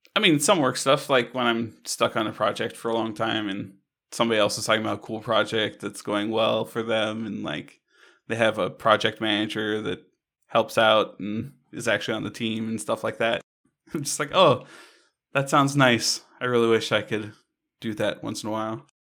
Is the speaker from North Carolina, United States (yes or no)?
no; Hawaii, United States; I grew up in Hawaii